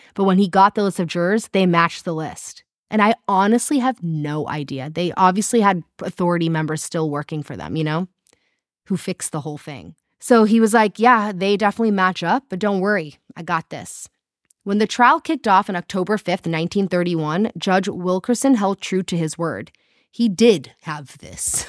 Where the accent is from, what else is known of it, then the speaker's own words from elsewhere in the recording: South Africa; accent: South African; I can only do a South African accent because it's my own